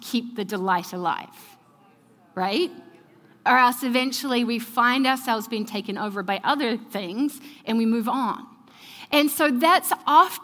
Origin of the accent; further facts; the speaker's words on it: New Zealand; moved away; I'm from New Zealand